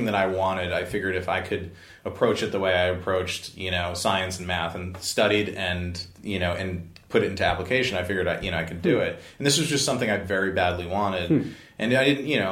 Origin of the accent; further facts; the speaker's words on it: New Jersey, United States; moved away as an adult; also born or lived in Manhattan, New York; now in Los Angeles, United States; I grew up in New Jersey